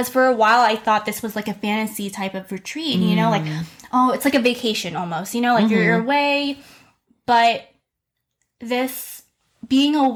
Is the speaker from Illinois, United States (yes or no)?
no; New York, United States; I'm from New York